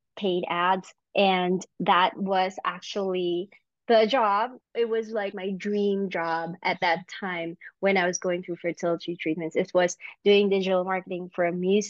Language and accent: English; Philippines; moved away; I grew up in the Philippines